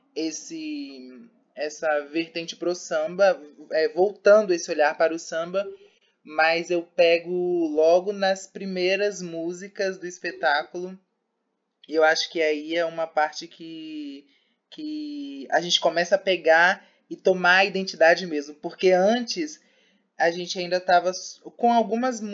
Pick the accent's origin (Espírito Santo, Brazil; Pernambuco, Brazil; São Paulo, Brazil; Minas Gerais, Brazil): Espírito Santo, Brazil; Vitória; moved away as an adult; now in Feira de Santana, Brazil; Sou de Vitória, do Espírito Santo, e vim para a feira para estudar